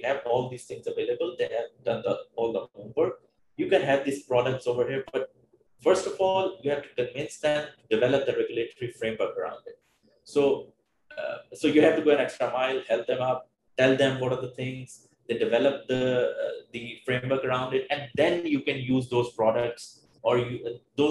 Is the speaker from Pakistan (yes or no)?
yes; Pakistan; moved away as an adult; also born or lived in Melbourne, Australia; coming back to my hometown with my family